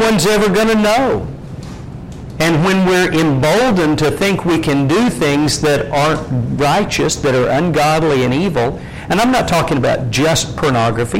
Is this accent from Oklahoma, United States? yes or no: yes; Lindsay, Oklahoma, United States; When I was a kid growing up in Lindsay, Oklahoma